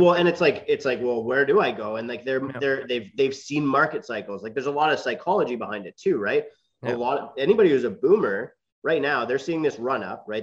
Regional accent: Keswick, Ontario, Canada; I grew up uh, about an hour north of, of, Toronto, so a small town in the GTA

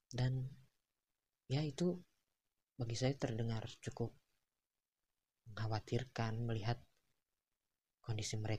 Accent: Tasikmalaya, West Java, Indonesia; apalagi saat dia tahu bahwa saya berasal dari Tasikmalaya. Ya, Tasikmalaya dan Ciamis adalah kota yang bertetangga.

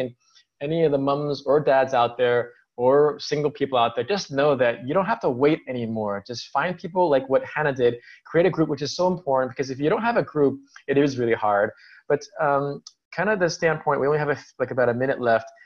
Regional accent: United States; as an American

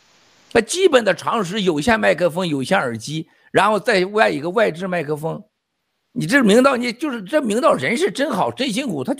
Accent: China; 因为我们中国人已经跟都被诅咒了

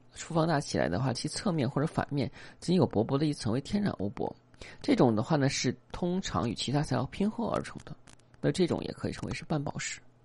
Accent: China; 我们中国人

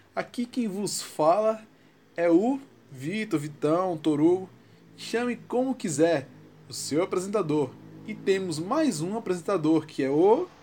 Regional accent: Northeast Region, Brazil; sou nordestino

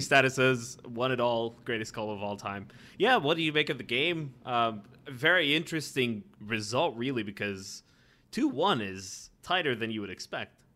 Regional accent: Ireland; being Irish

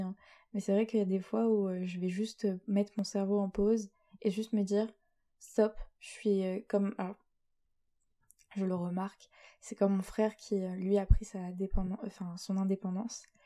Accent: Rouen, Normandy, France; je viens de Rouen, au milieu des vaches et euh, du bon fromage et de la pluie, euh, c'est-à-dire en Normandie

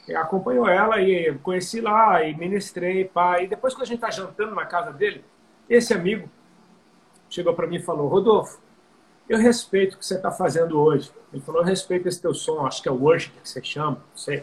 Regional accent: Brazil; nós somos brasileiros

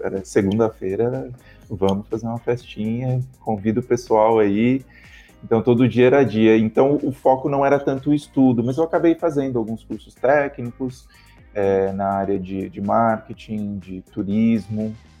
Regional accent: Brazil; moved away as an adult; now in Australia; a gente também é diferente como brasileiros

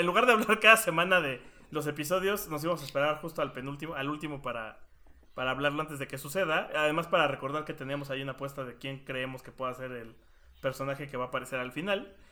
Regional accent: Mexico; somos mexicanos

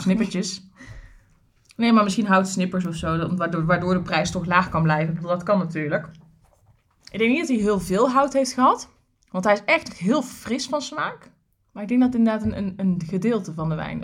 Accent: Tilburg, North Brabant, Netherlands; ik kom uit Krijkenstad, hè, dus Kruikenzeiker

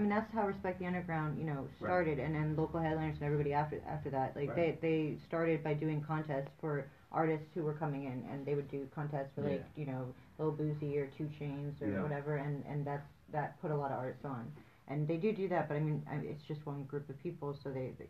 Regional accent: New York, United States; battle. That's my hometown.

